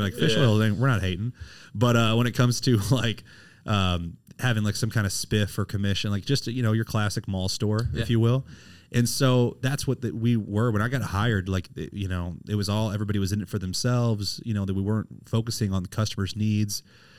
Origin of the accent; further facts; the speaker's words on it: St. Charles, Missouri, United States; I grew up in St. Charles, St. Louis area.